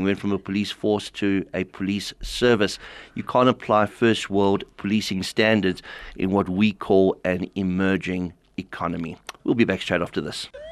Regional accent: South Africa; being a South African who grew up in a very militaristic environment

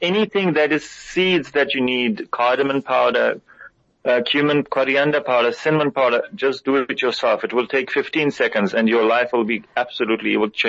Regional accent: Jammu and Kashmir, India; I am from Kashmir, so Taste of Kashmir is me.

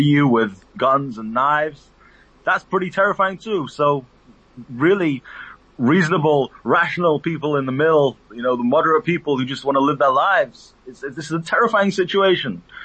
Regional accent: United Kingdom; I'm a British Palestinian my father was born in the West Bank

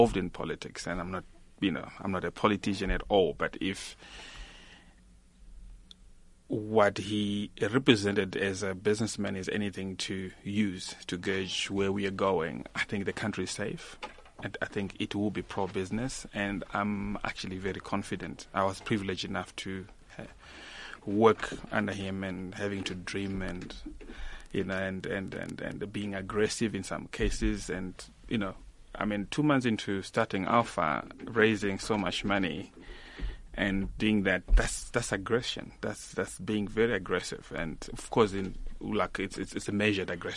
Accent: South Africa; in South Africa we're privileged

